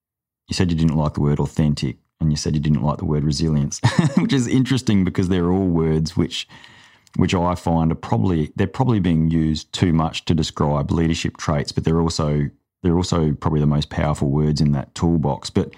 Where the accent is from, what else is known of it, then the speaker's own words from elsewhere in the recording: Adelaide, South Australia, Australia; No, in Adelaide.